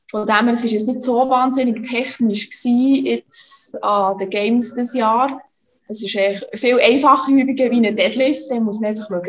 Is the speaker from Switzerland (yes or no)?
yes; Bern, Switzerland; now in Köniz, Switzerland; Also ich bin in der Nähe aufgewachsen, also im Kanton Bern in Serisil, das ist ja